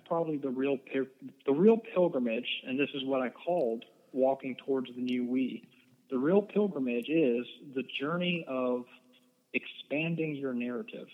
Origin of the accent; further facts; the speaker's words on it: United States; also born or lived in Eden, North Carolina; we as American Christians